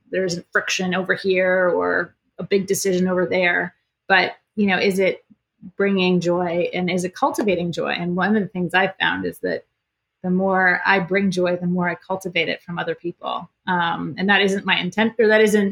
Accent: Iowa, United States; now in Annapolis, United States; we're both from Iowa

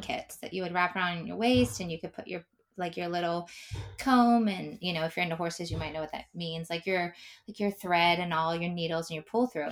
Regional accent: Pennsylvania, United States; I grew up in Pennsylvania

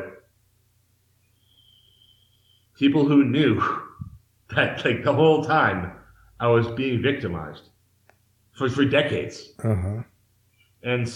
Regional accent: Massachusetts, United States; moved away as an adult; now in Mexico; I'm from the East Coast of the United States, the state of Massachusetts.

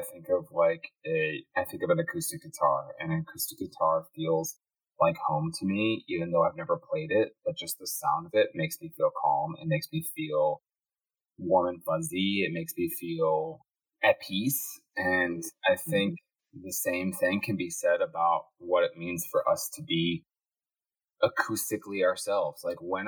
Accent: Chicago, Illinois, United States; I grew up in Midwest Chicago, suburban Chicagoland

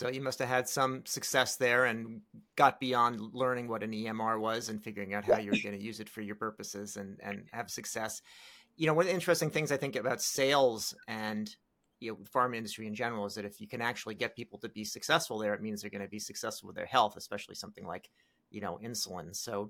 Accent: Maryland, United States; I grew up in Maryland, and it was like, it's in Maryland and upstate New York.

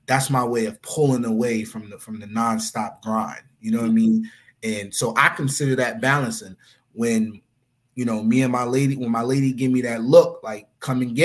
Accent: New York City, New York, United States; also born or lived in Philadelphia, Pennsylvania / The Bronx; My mom's moved to Far Rock when I was like 2 years old

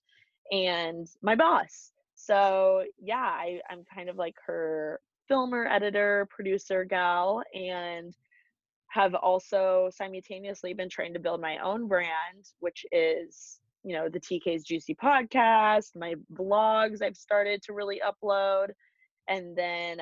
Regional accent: Bloomington, Indiana, United States; moved away as an adult; now in Los Angeles, United States; I'm from Bloomington, Indiana

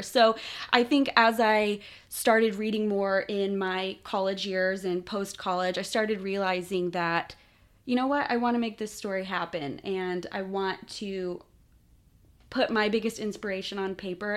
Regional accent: Austin, Texas, United States; I grew up in Austin, Texas

